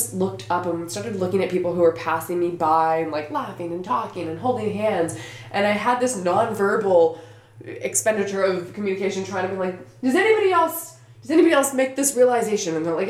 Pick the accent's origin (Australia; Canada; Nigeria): Canada; I'm Canadian.